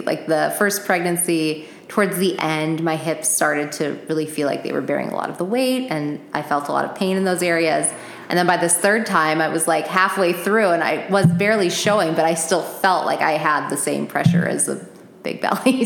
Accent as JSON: {"language": "English", "town": "Phoenix", "region": "Arizona", "country": "United States", "tie": "born or raised there", "also_born_or_lived": "New Jersey", "said": "my parents live here in Phoenix, and I grew up here"}